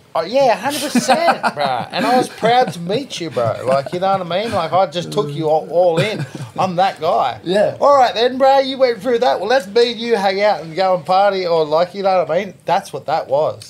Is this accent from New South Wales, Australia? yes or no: yes; Sydney, New South Wales, Australia; Lexo. That's my hometown of where I grew up.